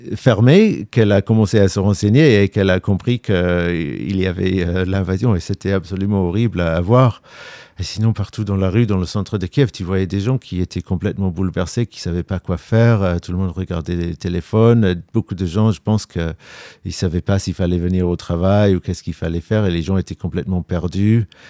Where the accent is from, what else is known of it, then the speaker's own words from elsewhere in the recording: London, United Kingdom; now in Ukraine; Je suis britannique, je suis né à Londres